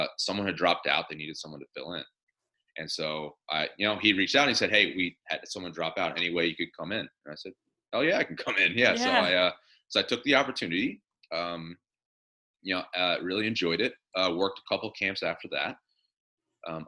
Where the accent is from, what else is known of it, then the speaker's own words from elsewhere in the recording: Delaware, United States; moved away as an adult; also born or lived in California; I'd been born and raised in Delaware